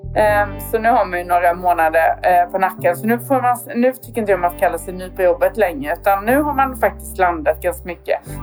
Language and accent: Swedish; Värnamo, Jönköping County, Sweden; now in Växjö, Sweden; jag är från Värnamo då, fast numera då får man väl ändå titulera sig Växjöbo